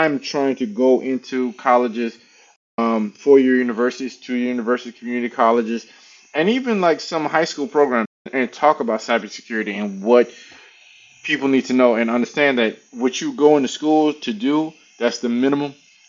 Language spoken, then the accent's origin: English; Louisiana, United States; now in Dallas, United States; I'm originally from Louisiana. I've been in cybersecurity on a corporate level since 2011, 12. Been in IT since 2003, live in Dallas, Texas currently.